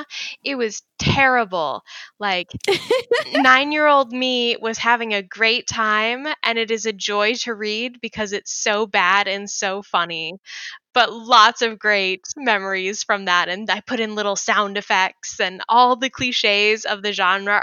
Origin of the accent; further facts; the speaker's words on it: Indiana, United States; now in Minnesota, United States; I grew up in Indiana and live in Minnesota now